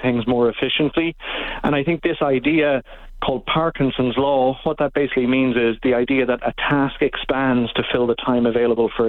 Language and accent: English; Ireland; moved away as an adult; now in Canada; I'm originally from Ireland